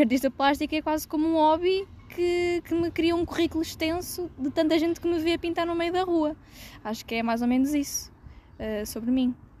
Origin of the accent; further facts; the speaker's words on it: Viseu, Portugal; moved away as an adult; also born or lived in Porto; na minha terra natal, que é Viseu